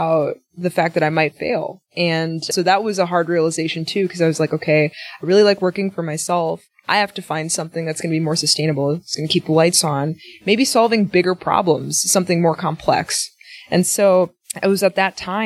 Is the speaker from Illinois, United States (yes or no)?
no; Milwaukee, Wisconsin, United States; I'm from Milwaukee